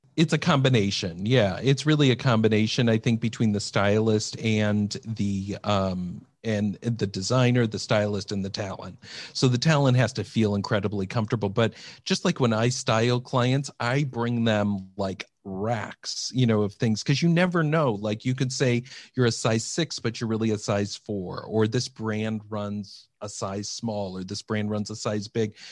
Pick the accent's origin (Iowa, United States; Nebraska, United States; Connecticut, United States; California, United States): Iowa, United States; moved away; That's where I grew up. Yep, I grew up in Iowa